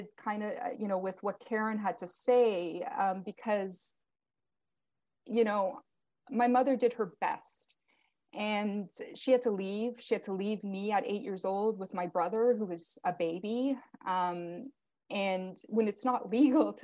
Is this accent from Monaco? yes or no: no; Canada; also born or lived in Portugal; I was born in Portugal to my Portuguese parents, and I came to Canada or immigrated with them at 7 months old